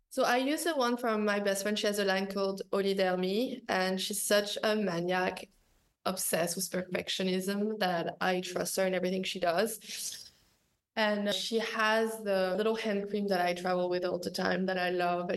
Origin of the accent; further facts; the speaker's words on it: Paris, Île-de-France, France; I'm coming from Paris with like neighborhood life